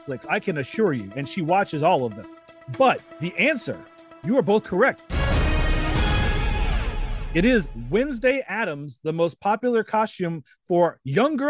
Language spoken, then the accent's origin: English; New Orleans, Louisiana, United States; I am from New Orleans